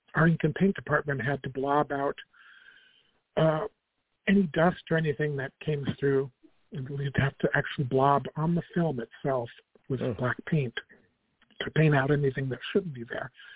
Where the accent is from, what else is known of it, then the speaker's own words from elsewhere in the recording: Albuquerque, New Mexico, United States; moved away as an adult; I went to Manzano High School